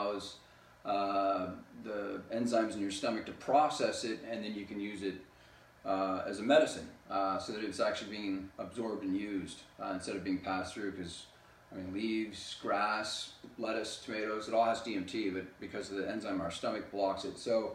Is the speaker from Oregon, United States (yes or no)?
no; California, United States; also born or lived in Rosenheim, Germany / Bad Aibling, Germany / Brazil; I lived there for 8 years, and then my parents moved back to the States, back to California, and I've been here basically ever since